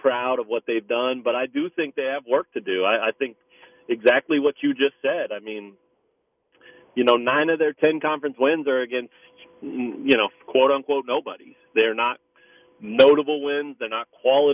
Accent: Lawrence, Kansas, United States; growing up in Lawrence

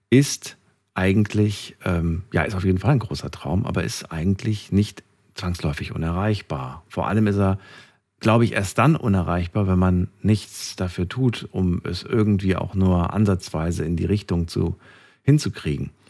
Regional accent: Frankfurt, Hesse, Germany; ich komme aus Frankfurt. Ich bin große Flughäfe gewöhnt.

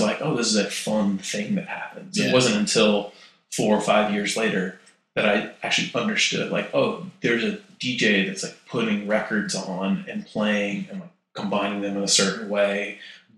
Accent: United States; moved away as an adult; also born or lived in Danville, Virginia / Raleigh, North Carolina; now in New York, United States; I grew up in Danville, Virginia, and Raleigh, North Carolina, and moved to New York when I was 18

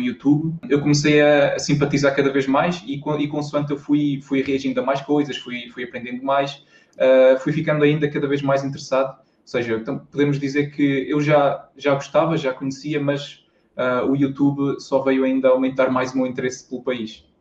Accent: Tarouca, Norte, Portugal; also born or lived in Aveiro; Eu sou, eu sou do, do interior aqui de Portugal, sou de uma cidadezinha pequena que chama-se Tarouca, que é no distrito de Viseu

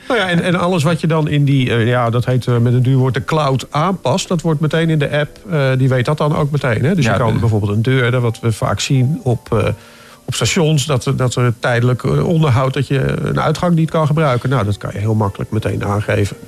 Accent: Driebergen, Utrecht, Netherlands; ik kom uit Driebergen

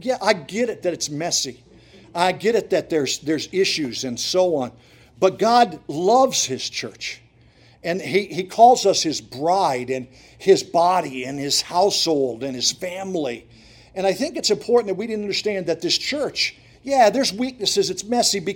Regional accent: Montrose, Pennsylvania, United States; moved away as an adult; also born or lived in Ypsilanti, Michigan; I grew up in Montrose and Susquehanna County

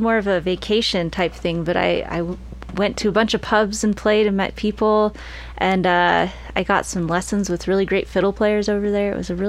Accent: Bozeman, Montana, United States; Bozeman, Montana.

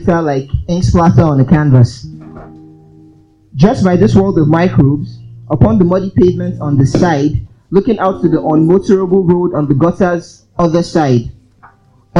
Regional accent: Port Harcourt, Rivers State, Nigeria; also born or lived in Umuahia / Aba; I grew up in Port Harcourt.

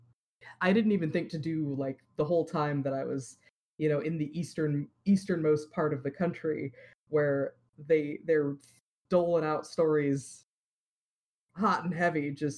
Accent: Iowa, United States; I grew up in Iowa

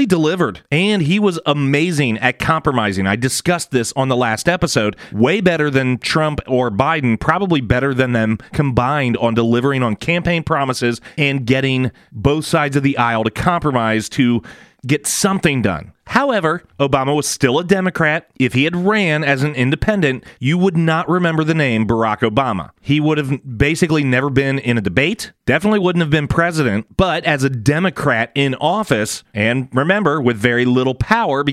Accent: United States

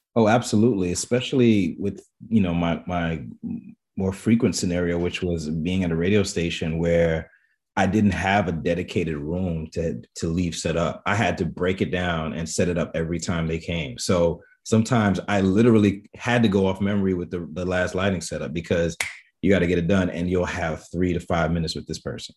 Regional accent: New York City, New York, United States; I'm born and raised in the Bronx, Bronx, New York

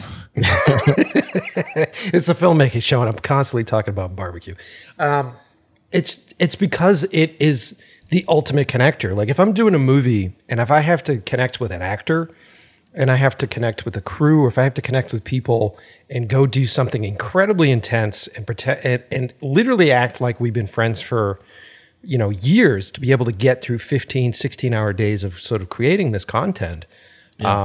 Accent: Boston, Massachusetts, United States; moved away as an adult; now in Los Angeles, United States; I'm originally from Boston, so East Coast

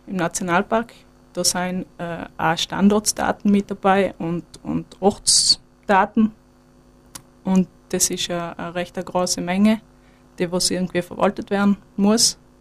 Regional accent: Sterzing, Trentino-Alto Adige, Italy; now in Weyer, Austria; ich komme eigentlich aus Südtirol, aus Stürzing

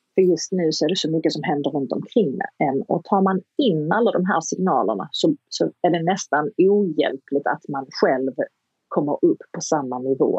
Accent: Kristianstad, Skåne, Sweden; moved away as an adult; also born or lived in Hollywood; jag kom ju direkt från Kristianstad och Kristianstad är en ganska liten stad

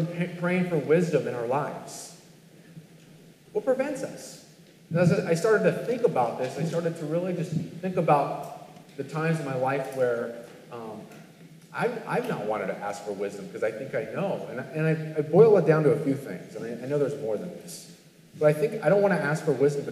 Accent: California, United States; growing up in California

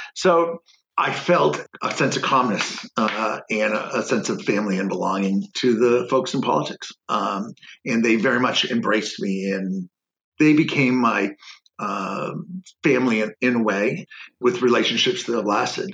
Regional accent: Keene, New Hampshire, United States; also born or lived in Detroit, Michigan; I was uh, born in Keene.

